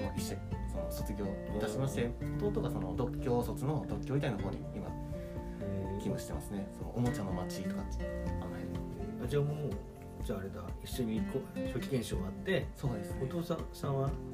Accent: Hokkaido, Japan; moved away; 地元が北海道でいずれは北海道戻るつもり

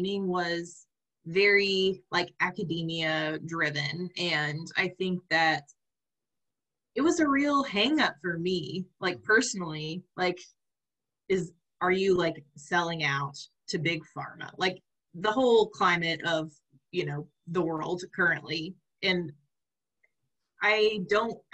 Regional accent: Oklahoma, United States; I'm from Oklahoma

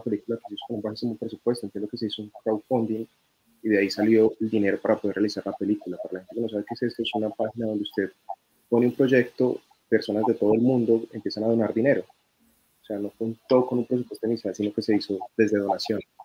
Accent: Colombia

